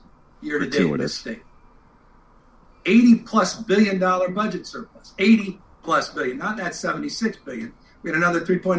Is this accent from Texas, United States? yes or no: no; California, United States; deep pride in this state as a Californian